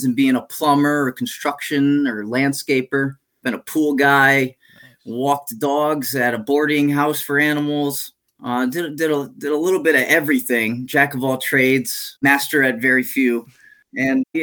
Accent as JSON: {"language": "English", "region": "Connecticut", "country": "United States", "tie": "born or raised there", "also_born_or_lived": "New England", "moved": "yes", "lives_now": "Central Florida, United States", "said": "Lived in many different towns around Connecticut, primarily until I was 16."}